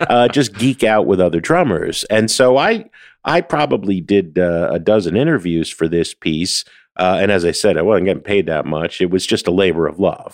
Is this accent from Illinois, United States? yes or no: no; New Jersey, United States; I'm from Jersey